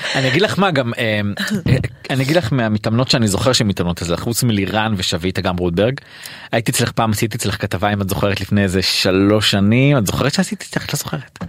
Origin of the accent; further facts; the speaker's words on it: Haifa, Haifa District, Israel; also born or lived in Atlit / Tel Aviv; גדלתי בדרך הים